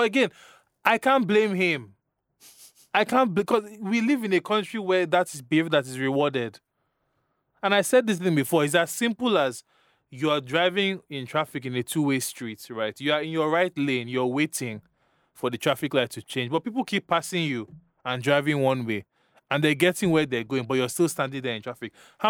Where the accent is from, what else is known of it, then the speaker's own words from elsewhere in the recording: Nigeria; I was born and raised in Nigeria, fortunately/unfortunately.